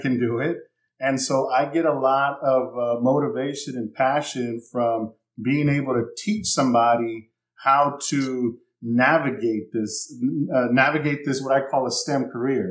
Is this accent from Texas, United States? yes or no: yes; San Antonio, Texas, United States; moved away as an adult; also born or lived in California / Baton Rouge, Louisiana; I'm from San Antonio, Texas. I had moved out west to California